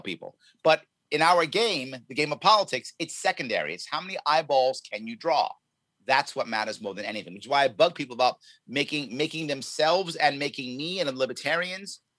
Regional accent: New York City, New York, United States; born and raised in New York City, raised in the Bronx across from Yankee Stadium as a little kid

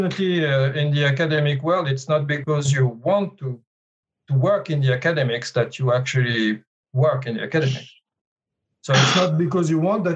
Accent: Paris, Île-de-France, France; moved away as an adult; also born or lived in Grenoble, France / Sydney, Australia; And I'm originally from Paris, so I studied in Paris.

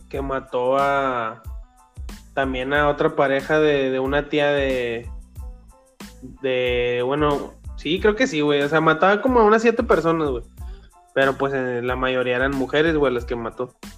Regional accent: Mexico; somos de México y aquí en México

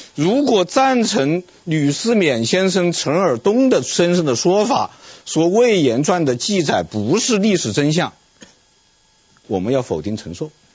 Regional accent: China; 我们中国人

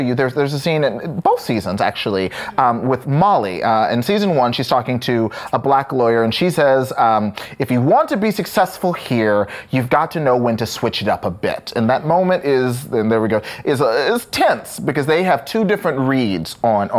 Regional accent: Texas, United States; now in New York, United States; growing up in Texas

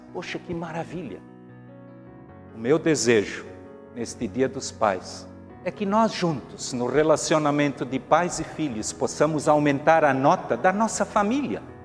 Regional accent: Brazil; nós, como brasileiros

